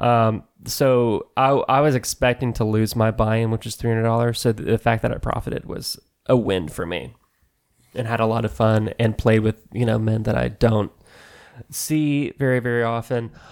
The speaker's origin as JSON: {"language": "English", "town": "Allen", "region": "Texas", "country": "United States", "tie": "born or raised there", "moved": "yes", "said": "when I li-, lived there"}